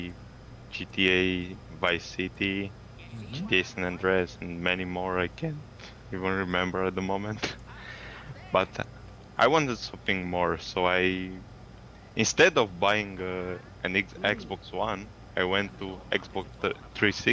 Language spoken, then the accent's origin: English; Romania; English is a second language; I'm from Romania, Eastern Europe